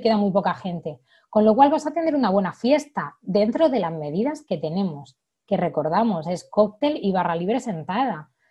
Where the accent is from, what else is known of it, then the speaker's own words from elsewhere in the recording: Orihuela, Valencian Community, Spain; yo que soy del sur de Alicante, de, Orihuela, un pueblecito muy, muy bonito